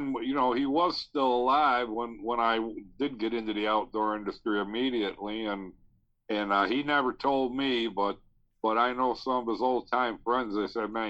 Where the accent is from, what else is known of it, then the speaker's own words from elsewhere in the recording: Niagara Falls, New York, United States; Niagara Falls, New York.